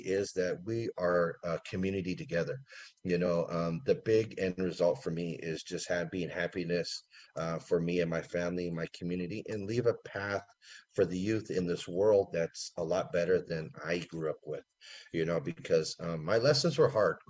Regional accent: Santa Rosa, California, United States; also born or lived in Windsor, California / Redwood Valley Rancheria, California; growing up in Windsor and Santa Rosa made me appreciate the things that I couldn't

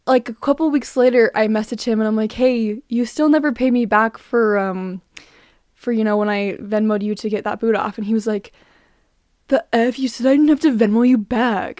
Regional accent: Utah, United States; I'm from Utah

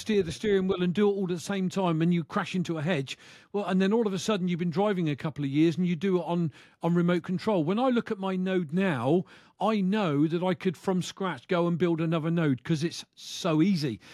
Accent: United Kingdom; from the U K

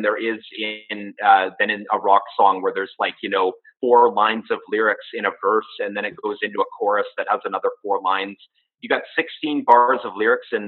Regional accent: Comox Valley, British Columbia, Canada; also born or lived in Vancouver / Burnaby; now in Nanaimo, Canada; I'm originally from a little town called the Comox Valley on Vancouver Island, just off the coast of Vancouver.

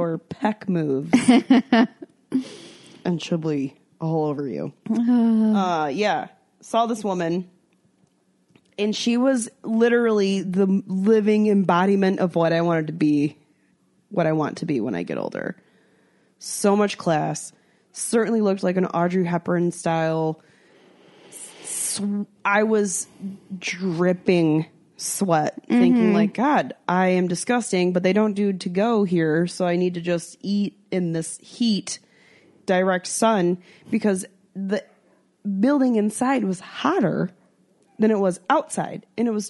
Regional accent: United States; being American

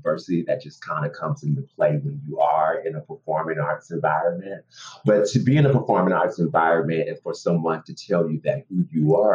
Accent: United States; I'm an American actor who happens to be Black and gay.

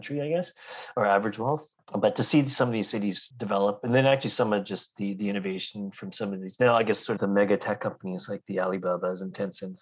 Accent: Richmond, British Columbia, Canada; also born or lived in Kelowna; And I grew up in Richmond, just close to the airport

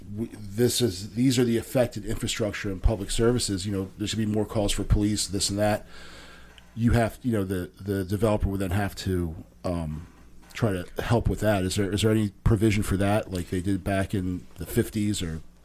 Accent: Philadelphia, Pennsylvania, United States; now in Maryland, United States; I was born in Philadelphia.

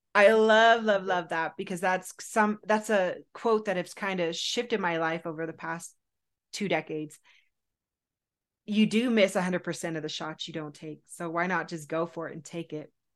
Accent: Southern California, United States; I was raised in Southern California

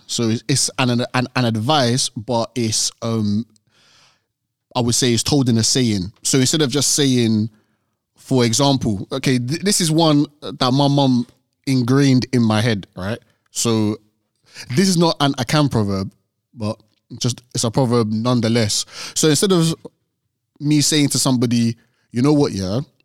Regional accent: Nigeria; being African, we're Nigerian.

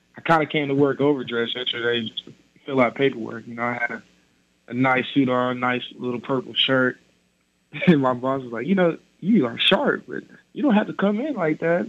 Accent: Kennedale, Texas, United States; now in Norman, United States

